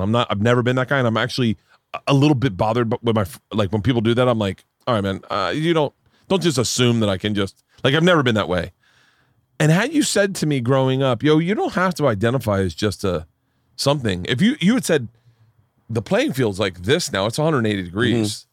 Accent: Tampa, Florida, United States; also born or lived in New York; now in Los Angeles, United States; growing up in Tampa

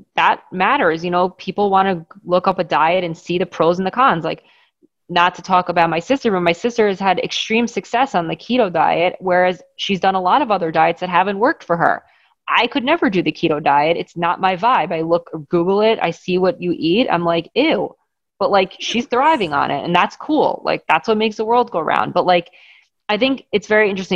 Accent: Great Neck, New York, United States; growing up in Great Neck, wealthy Jewish town

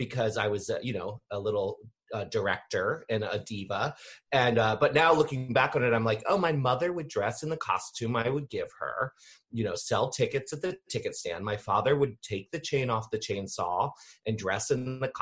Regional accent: Annapolis, Maryland, United States; I grew up here in Maryland, in Annapolis, which is, you know, about 20 minutes outside of DC, kind of between DC and Baltimore

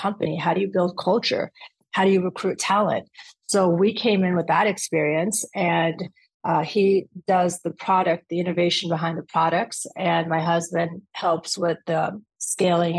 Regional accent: Orange County, California, United States; also born or lived in Atlanta / Afghanistan; I went to UCLA, so I'm originally from Orange County

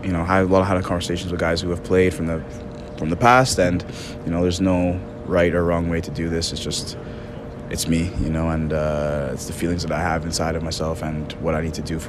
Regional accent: Canada; as a Canadian international, as a Canadian player

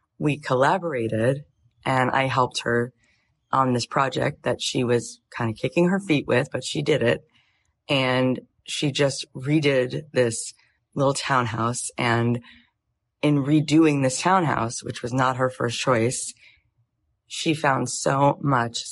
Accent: Florida, United States; moved away as an adult; also born or lived in Jerusalem, Israel / Tallahassee, Florida; now in Los Angeles, United States; I grew up in Florida till I was 20

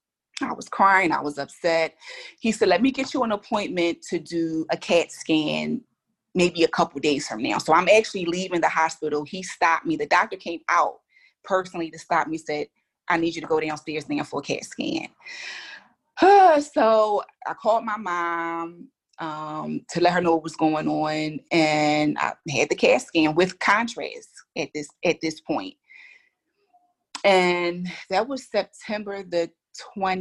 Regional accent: Philadelphia, Pennsylvania, United States; We're from Philly

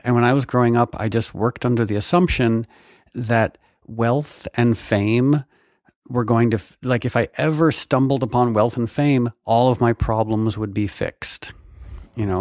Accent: Connecticut, United States; I grew up in Connecticut

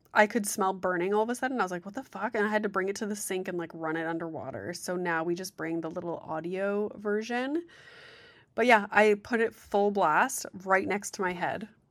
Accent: Sudbury, Ontario, Canada; also born or lived in Guelph; I'm from Sudbury.

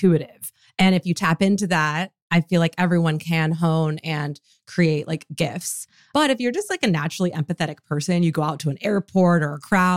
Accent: Michigan, United States; now in California, United States; I grew up in Michigan

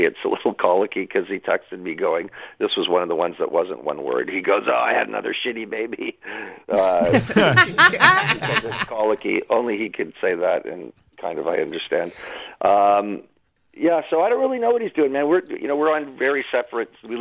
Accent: Toronto, Ontario, Canada; I grew up in Toronto

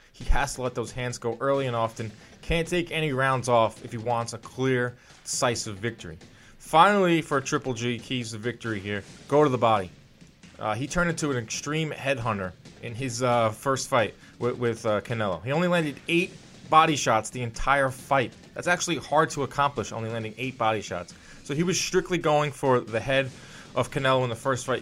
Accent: New York City, New York, United States; I'm from Brooklyn

